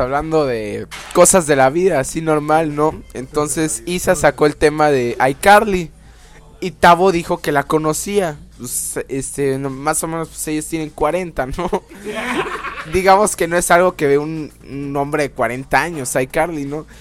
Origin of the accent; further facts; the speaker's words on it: Veracruz, Mexico; aquí en Veracruz